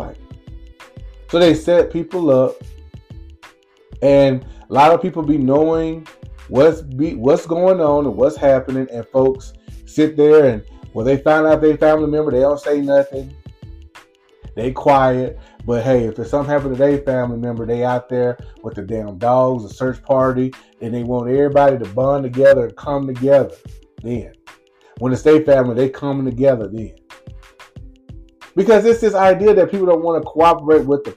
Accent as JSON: {"language": "English", "town": "Lumberton", "region": "Mississippi", "country": "United States", "tie": "born or raised there", "said": "it's my hometown. It's where I grew up"}